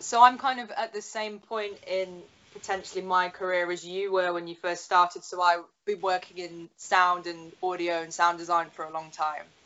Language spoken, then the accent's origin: English; Newcastle upon Tyne, North East England, United Kingdom; now in London, United Kingdom; I live in London, but I'm from Newcastle